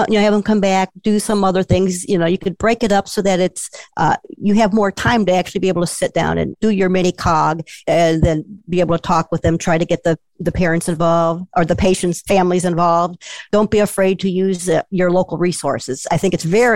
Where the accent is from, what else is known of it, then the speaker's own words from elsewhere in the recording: Chicago, Illinois, United States; now in Southern Illinois, United States; I'm originally from the Chicago suburbs and most of my family is there